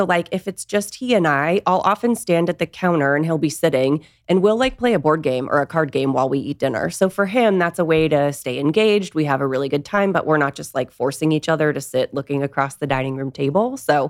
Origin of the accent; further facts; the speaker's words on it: Nashua, New Hampshire, United States; Yeah, I grew up in Nashua, New Hampshire.